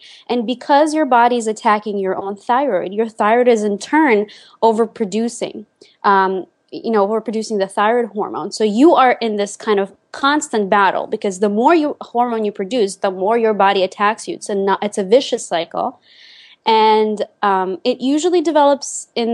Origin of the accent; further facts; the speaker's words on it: Lithuania; moved away as an adult; now in United States; I spent my childhood and my teenage years in Lithuania